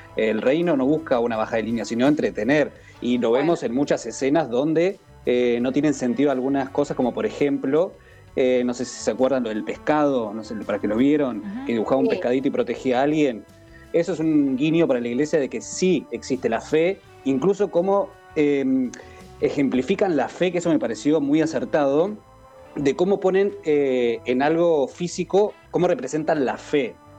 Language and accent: Spanish; Argentina; uno como argentino